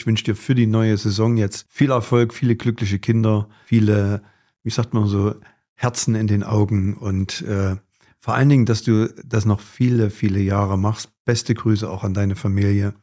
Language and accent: German; Gera, Thuringia, Germany; hier bei uns in Gera